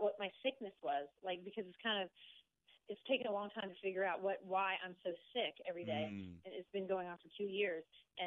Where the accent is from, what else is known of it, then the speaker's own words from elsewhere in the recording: Bowie, Maryland, United States; I grew up in Bowie, Maryland